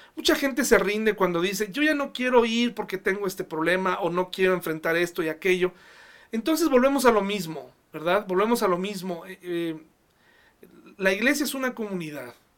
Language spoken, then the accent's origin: Spanish; Mexico; como sociedad mexicana